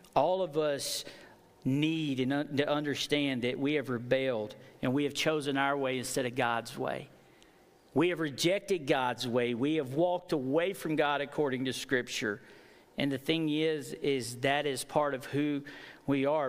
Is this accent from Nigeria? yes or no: no; United States; I am from Fayette County